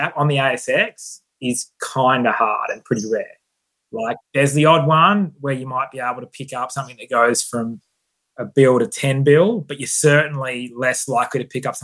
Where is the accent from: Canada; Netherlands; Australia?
Australia; Perth, Western Australia; I'm from Scarborough in Perth